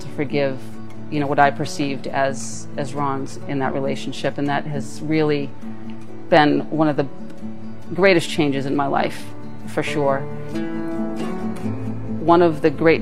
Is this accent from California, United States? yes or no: no; Maynard, Massachusetts, United States; now in East Sandwich, United States; I'm from East Sandwich, Massachusetts. So I was born in Maynard, Massachusetts